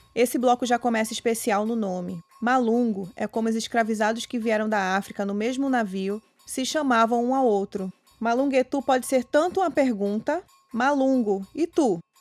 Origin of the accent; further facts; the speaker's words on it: Pernambuco, Brazil; Pernambuco, minha terra com seus frevos